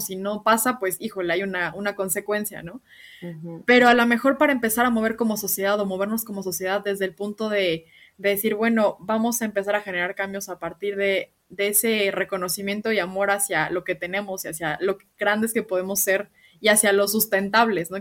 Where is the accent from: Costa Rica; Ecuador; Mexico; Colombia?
Mexico; nosotros como mexicanos